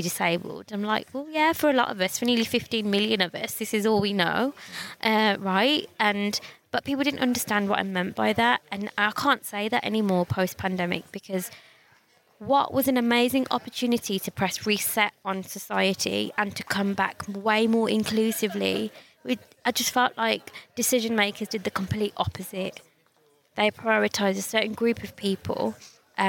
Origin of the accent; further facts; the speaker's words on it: Birmingham, West Midlands, United Kingdom; people ask me where I'm from and I say Birmingham